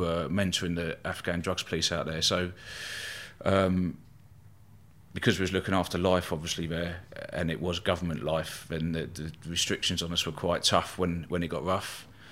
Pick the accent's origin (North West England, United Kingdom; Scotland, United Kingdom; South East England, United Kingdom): South East England, United Kingdom; Eastbourne; born or raised there